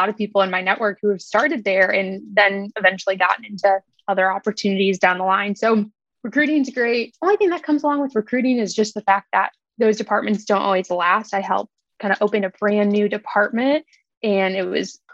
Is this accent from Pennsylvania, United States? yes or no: no; Chicago, Illinois, United States; now in Indianapolis, United States; I'm originally from Chicago, and I went to school here in the Indianapolis area